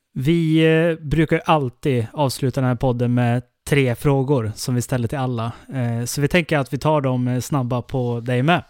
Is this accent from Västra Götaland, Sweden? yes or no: no; Älvdalen, Dalarna County, Sweden; i Älvdalen där jag kommer ifrån